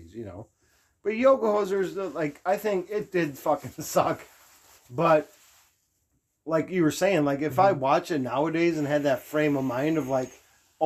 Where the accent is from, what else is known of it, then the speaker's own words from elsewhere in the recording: Minneapolis, Minnesota, United States; also born or lived in Canada / Michigan; I was raised in Minneapolis